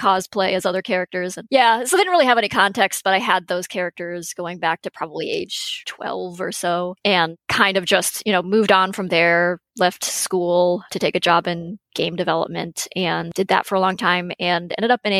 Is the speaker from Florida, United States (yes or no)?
no; Western Massachusetts, United States; moved away; I actually grew up in Massachusetts.